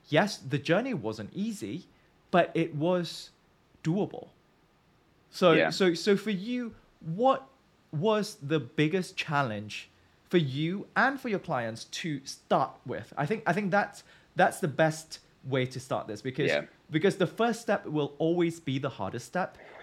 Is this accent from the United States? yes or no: no; Malaysia; growing up in Malaysia